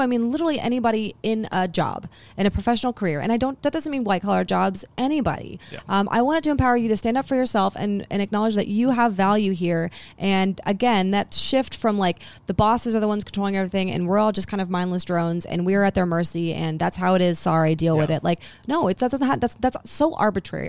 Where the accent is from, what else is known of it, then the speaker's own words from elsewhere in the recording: Huntsville, Alabama, United States; that we are from Huntsville